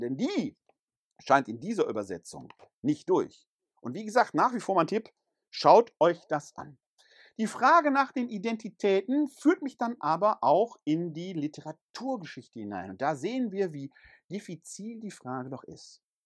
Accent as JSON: {"language": "German", "area": "Ruhr area", "region": "North Rhine-Westphalia", "country": "Germany", "tie": "born or raised there", "also_born_or_lived": "Bergisches Land", "first_language": "German", "moved": "yes", "said": "Bin ich Ruhrgebietler, wo ich geboren bin?"}